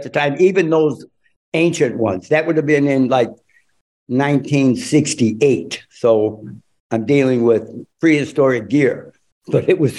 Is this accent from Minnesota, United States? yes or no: no; Chicago, Illinois, United States; I grew up in Chicago, primarily, and/or the suburbs of Chicago.